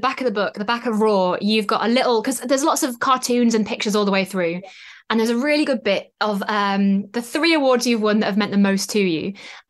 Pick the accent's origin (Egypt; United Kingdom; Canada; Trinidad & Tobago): United Kingdom; North East England; I'm from the Northeast